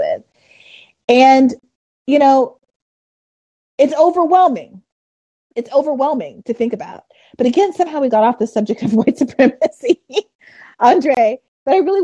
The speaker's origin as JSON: {"language": "English", "region": "New York", "country": "United States", "said": "I'm from New York"}